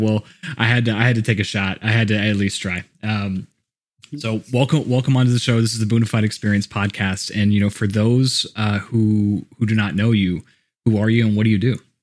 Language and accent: English; Houston, Texas, United States; also born or lived in Colorado; now in Austin, United States; I grew up in Houston